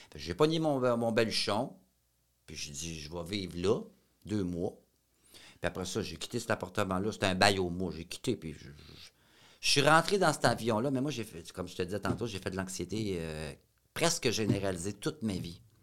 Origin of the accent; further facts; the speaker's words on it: Shawinigan, Quebec, Canada; je venais de Shawinigan